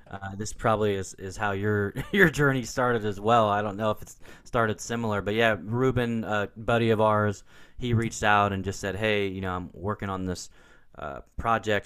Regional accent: Portland, Oregon, United States; I grew up in Portland, Oregon

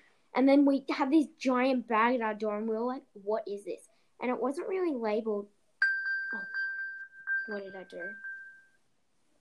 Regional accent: Australia; also born or lived in United States; After I was 4 and I moved back to Australia from America, well, not back, but to Australia

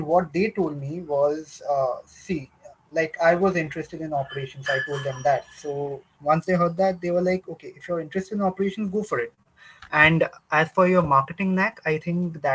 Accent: Kolkata, West Bengal, India; moved away as an adult; also born or lived in Manipal / Pune; I'm from Calcutta. I've been born and brought up out here

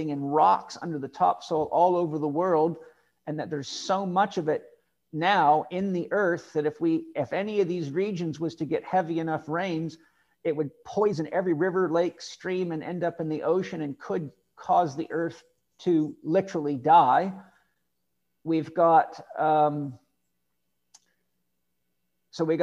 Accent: Vancouver Island, British Columbia, Canada; moved away; where we live, where I grew up on Vancouver Island for many years

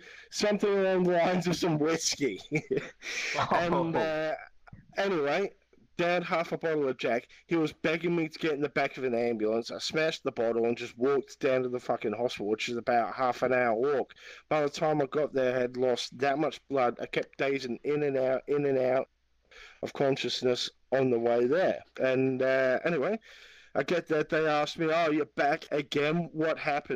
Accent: Australia; I'm Australian. I'm Aussie. Aussie.

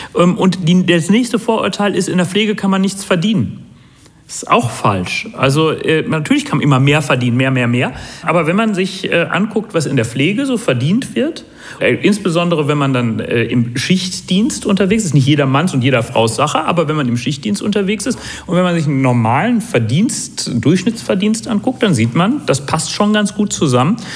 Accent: Hamm, North Rhine-Westphalia, Germany; ich komme aus Hamm und ich bin hier Oberbürgermeister

